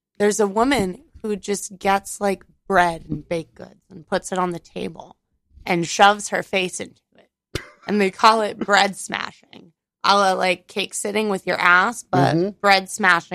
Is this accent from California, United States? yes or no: yes; California, United States; moved away as an adult; now in New York, United States; I still have my California ID